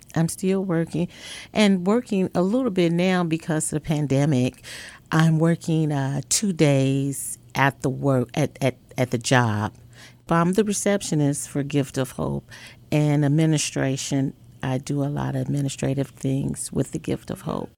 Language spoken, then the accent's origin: English; Chicago, Illinois, United States